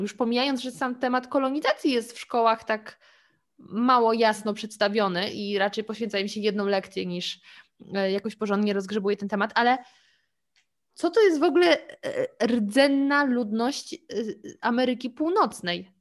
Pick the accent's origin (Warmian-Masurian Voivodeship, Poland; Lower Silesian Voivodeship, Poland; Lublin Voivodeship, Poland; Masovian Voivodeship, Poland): Lower Silesian Voivodeship, Poland; Ja w ogóle pochodzę z Dolnego Śląska. Do granicy niemieckiej miałam 30 kilometrów.